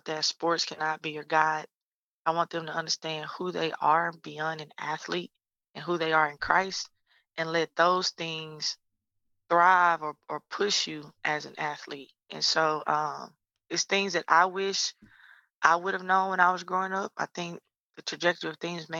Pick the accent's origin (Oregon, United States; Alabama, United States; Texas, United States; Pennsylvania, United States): Texas, United States; Lufkin; moved away as an adult; transition me back to my hometown to start my own thing